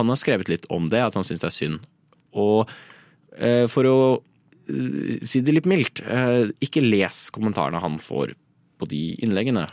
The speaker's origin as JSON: {"language": "Norwegian", "country": "Norway", "said": "vi er nordmenn"}